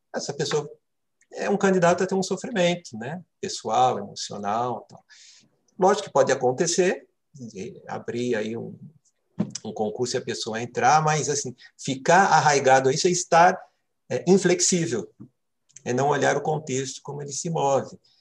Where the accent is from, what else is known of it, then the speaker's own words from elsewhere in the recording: Santo André, São Paulo, Brazil; moved away as an adult; now in Brasília, Brazil; sou paulista de nascimento, morei é, em São Paulo é, a maior parte da minha vida, estou em Brasília há 13 para 14 anos